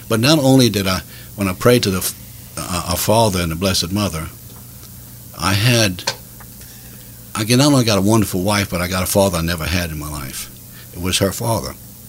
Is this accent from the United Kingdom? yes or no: no; Sunset, Louisiana, United States; now in Lafayette, United States; I was born in Sunset in 1954, and I came from a family of 12.